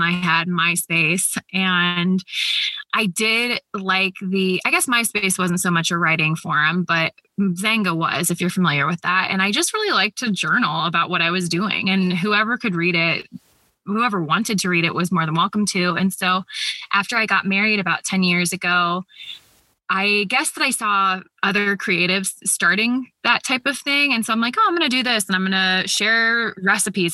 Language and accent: English; Columbus, Ohio, United States; I grew up in Columbus, Ohio, and I'm still here